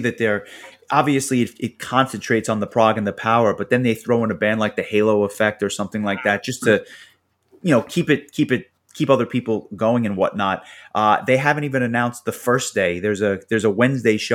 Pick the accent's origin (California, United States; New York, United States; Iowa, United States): New York, United States; As a New Yorker